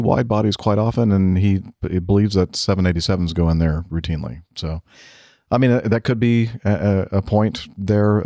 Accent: United States; I'm American

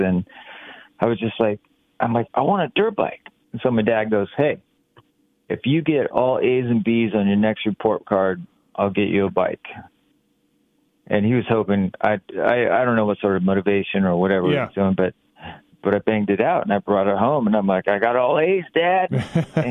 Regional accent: Ukiah, California, United States; I grew up in Ukiah, which is 3 hours north of San Francisco.

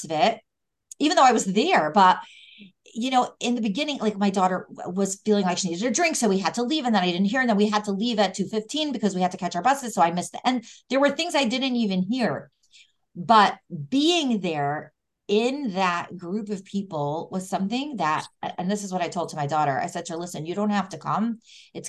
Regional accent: Cleveland, Ohio, United States; Growing up in Cleveland, Ohio

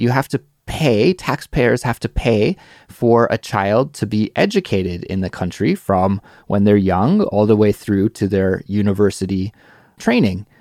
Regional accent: Canada; now in South Korea; I'm Canadian

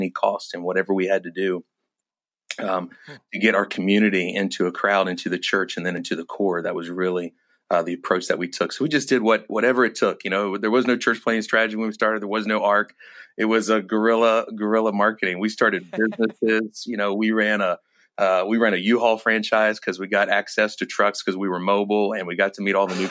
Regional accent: Washington, District of Columbia, United States; moved away as an adult; now in Minnesota, United States; I'm originally from the Washington, D.C. area

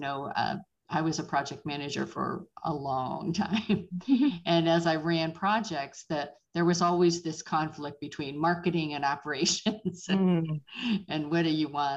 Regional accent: Pittsburgh, Pennsylvania, United States; moved away; I am originally from Pittsburgh

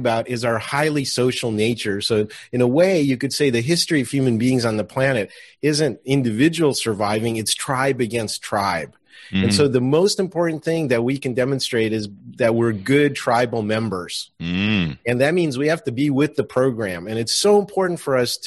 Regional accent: Russia; moved away; I was born in Russia

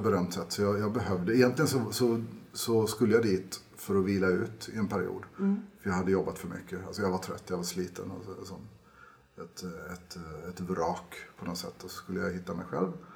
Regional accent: Karlskrona, Blekinge, Sweden; moved away as an adult; now in Norway; Jag är ju från Karlskrona nere i Blekinge

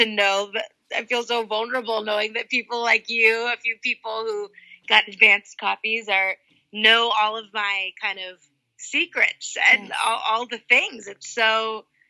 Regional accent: Los Angeles, California, United States; I grew up in Los Angeles

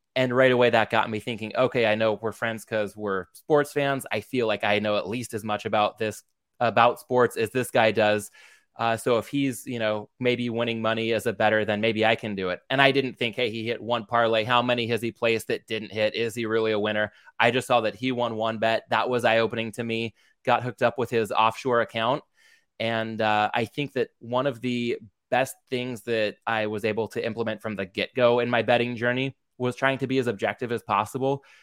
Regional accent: Southern California, United States; growing up in Southern California

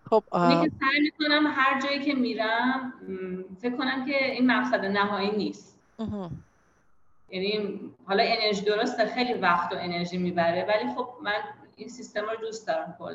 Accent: Iran; moved away; من مثلا مهاجرت کردم یه موقعی مثلا یه روز دیگه اتفاق بعد میفته میگه مثلا چه کاری کردم من مثلا از ایران اومدم بیرون

